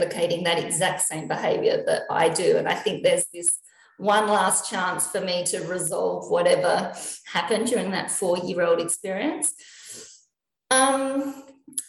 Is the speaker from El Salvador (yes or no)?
no; Adelaide, South Australia, Australia; also born or lived in Elizabeth, South Australia / Hillbank, South Australia; now in Melbourne, Australia; I'm actually not from Melbourne, so I'm from Adelaide. So I was born in the Lyell McEwen Hospital, which is in Elizabeth in South Australia.